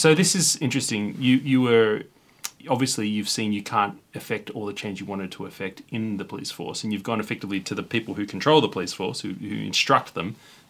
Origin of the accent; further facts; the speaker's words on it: Sydney, New South Wales, Australia; I'm young and I'm from Sydney